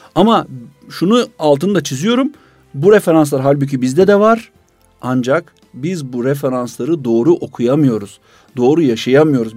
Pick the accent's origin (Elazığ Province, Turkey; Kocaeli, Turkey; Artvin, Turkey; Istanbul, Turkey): Kocaeli, Turkey; İzmit; ben İzmitliyim